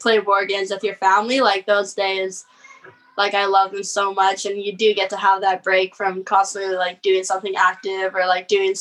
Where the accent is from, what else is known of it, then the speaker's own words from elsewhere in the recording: Tofino, British Columbia, Canada; also born or lived in Canmore, Alberta; my family bought a house right by Cox Bay when I was about like half a year old. And we never lived full time in Tofino though until I was in like grade two.